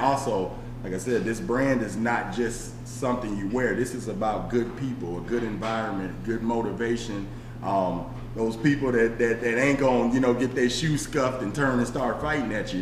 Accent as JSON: {"language": "English", "town": "Aurora", "region": "Illinois", "country": "United States", "tie": "born or raised there", "also_born_or_lived": "Chicago", "said": "growing up in Chicago, growing up in Aurora on the tough sides of the west side"}